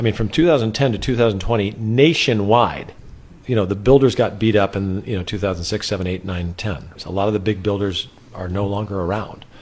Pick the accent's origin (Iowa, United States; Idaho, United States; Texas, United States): Idaho, United States; Sun Valley; moved away as an adult; now in San Luis Obispo County, United States; I grew up in Sun Valley, Idaho